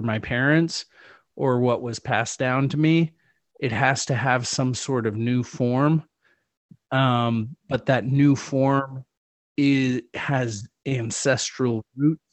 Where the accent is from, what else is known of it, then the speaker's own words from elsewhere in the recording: Chile; moved away; I grew up in the Atacama Desert